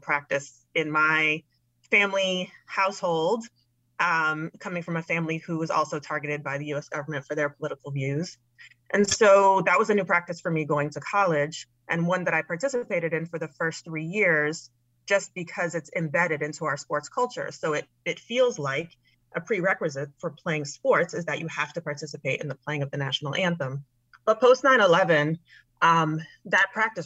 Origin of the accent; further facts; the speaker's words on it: New York City, New York, United States; I'm born and raised in New York City